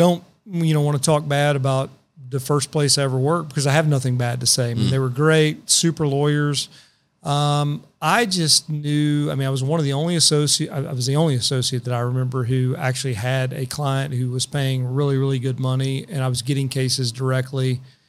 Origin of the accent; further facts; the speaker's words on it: Paris, Île-de-France, France; I didn't know any lawyers growing up in Paris.